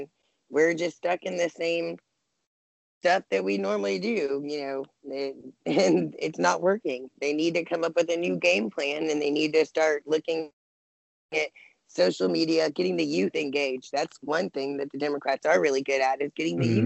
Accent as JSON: {"language": "English", "region": "Arizona", "country": "United States", "tie": "born or raised there", "said": "it's my home state"}